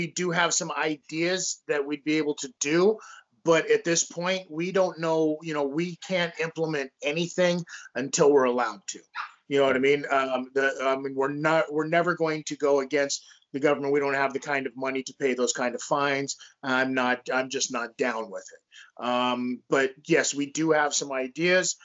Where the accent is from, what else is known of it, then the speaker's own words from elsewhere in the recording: Las Vegas, Nevada, United States; growing up in Las Vegas